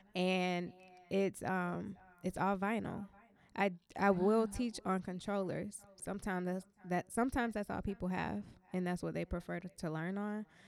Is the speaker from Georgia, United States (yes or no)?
yes; Atlanta, Georgia, United States; I'm from Atlanta